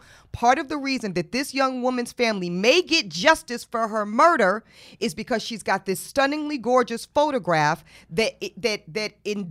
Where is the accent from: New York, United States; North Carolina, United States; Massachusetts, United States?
North Carolina, United States; Charlotte; Chinquilla's from my hometown. She's from Charlotte, mm-hmm. North Carolina.